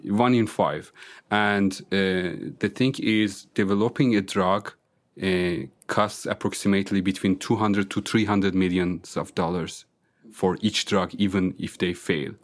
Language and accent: English; northern Iran, Iran; first language Azerbaijani; English is a second language; moved away as an adult; also born or lived in Germany / Austria / Switzerland; now in Vienna, Austria; I'm coming from, uh, northern part of Iran, uh, which is close to the border of country Azerbaijan